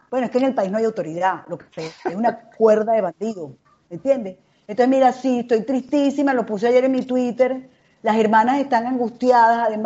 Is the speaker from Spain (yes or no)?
no; Caracas, Capital District, Venezuela; yo soy de la Florida, pero yo, estando en bachillerato, hice un festival que se llamaba el Festival de la Carrera del Sol donde era una competencia, dos noches de colegios de Caracas